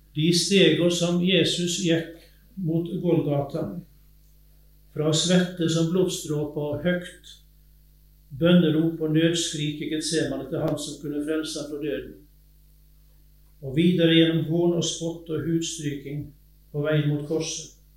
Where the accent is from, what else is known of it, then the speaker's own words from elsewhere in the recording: Sunnhordland, Vestland, Norway; accent: Western Norwegian (vestlending); also born or lived in Innset, Sør-Trøndelag; now in Telemark, Norway; Og jeg er vestlending, som du sikkert hører, fra Sunnhordland kommer jeg egentlig